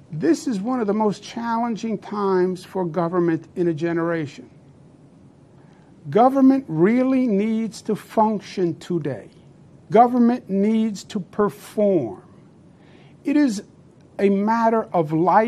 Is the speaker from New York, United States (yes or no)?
yes; New York, United States; I'm a New Yorker, born and bred